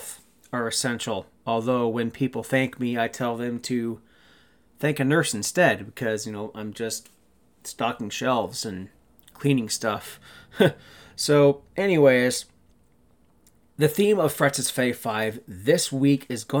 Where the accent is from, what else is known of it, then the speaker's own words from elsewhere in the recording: Ontario, Canada; I grew up in Kennington, Ontario, Canada, a small town about an hour and a half northwest of Toronto